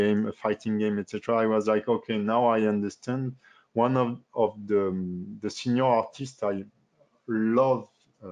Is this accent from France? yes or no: yes; France; accent: French; English is a second language; my French accent